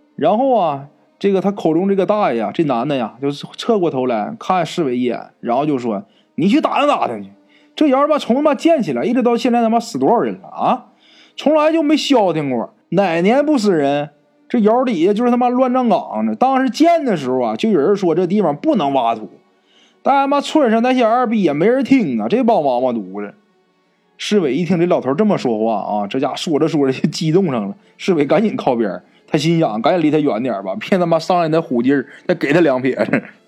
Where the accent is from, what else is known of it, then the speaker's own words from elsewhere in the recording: Northeast China, China; accent: Northeastern dialect; 按照咱们东北话说